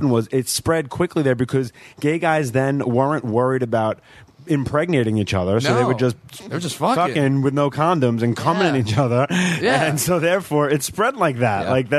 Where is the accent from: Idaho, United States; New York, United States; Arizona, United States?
New York, United States; Long Island; accent: Long Island mix; moved away as an adult; also born or lived in Queens, New York; now in Los Angeles, United States; I grew up on Long Island. I was born in Queens.